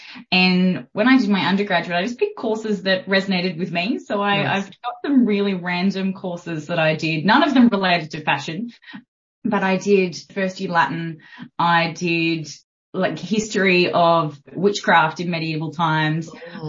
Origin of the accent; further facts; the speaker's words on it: Port Stephens, New South Wales, Australia; also born or lived in Sydney / Brisbane / Newcastle; So I was born in Sydney. And we, as a family, we moved up to Brisbane and then back to Port Stephens. So I kind of went to a couple of different schools and then lived in Newcastle, did my undergraduate at Newcastle University.